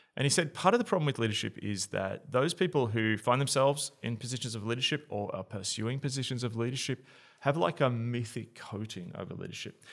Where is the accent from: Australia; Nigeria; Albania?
Australia